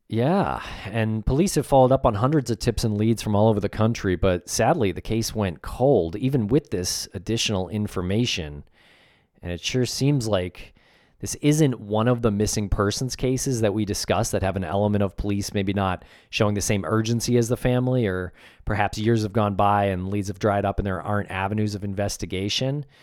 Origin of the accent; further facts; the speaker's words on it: Medford, Massachusetts, United States; I grew up in Medford, Massachusetts